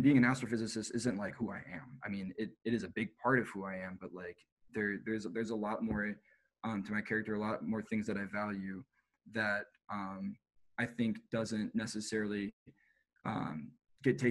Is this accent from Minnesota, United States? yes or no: yes; Minnesota, United States; moved away; also born or lived in Boulder, Colorado; I'm from Minnesota.